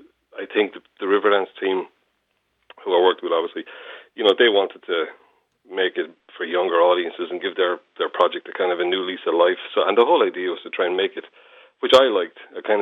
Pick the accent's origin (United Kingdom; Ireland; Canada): Ireland; Waterford, Munster; also born or lived in Wexford; I'm from Waterford and I know the southeast and I used to live in Wexford